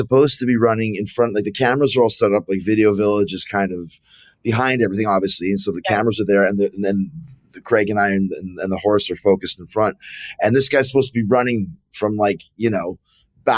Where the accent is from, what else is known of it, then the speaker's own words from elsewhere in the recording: Canada; now in Florida, United States; I'm from Canada. I live in Florida.